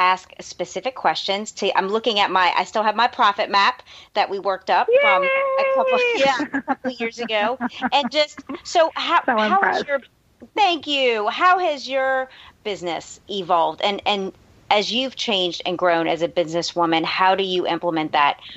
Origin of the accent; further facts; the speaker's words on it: New Orleans, Louisiana, United States; also born or lived in Los Angeles; I'm born and raised in New Orleans